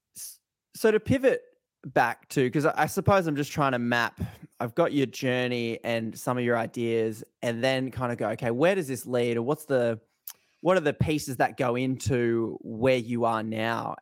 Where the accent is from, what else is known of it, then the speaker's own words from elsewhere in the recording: Australia; as an Australian